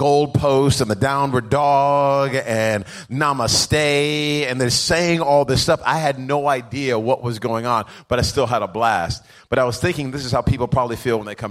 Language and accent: English; Rhode Island, United States; I grew up in Rhode Island